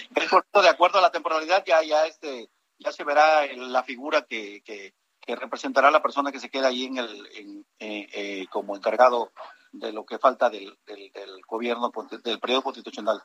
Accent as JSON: {"language": "Spanish", "region": "Tabasco", "country": "Mexico", "said": "tenemos que pensar como tabasqueños"}